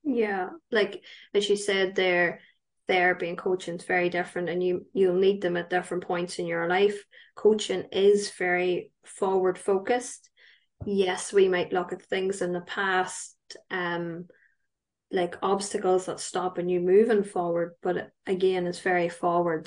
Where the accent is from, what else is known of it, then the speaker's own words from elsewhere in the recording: County Tyrone, Northern Ireland, United Kingdom; I am from County Tyrone, so I'm up the north.